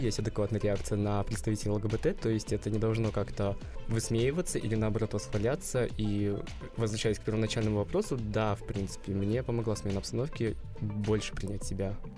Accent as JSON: {"language": "Russian", "country": "Uzbekistan", "tie": "born or raised there", "moved": "as an adult", "lives_now": "Moscow, Russia", "said": "Я родом из Узбекистана, и это довольно консервативная страна"}